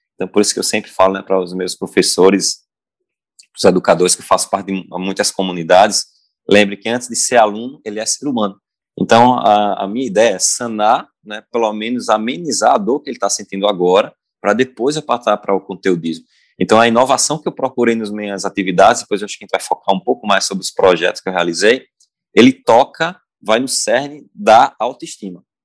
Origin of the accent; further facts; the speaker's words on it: Pernambuco, Brazil; sou pernambucano